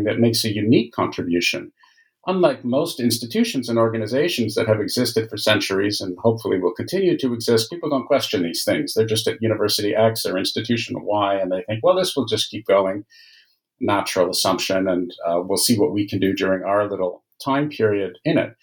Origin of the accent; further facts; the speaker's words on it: Canada; I'm a Canadian by origin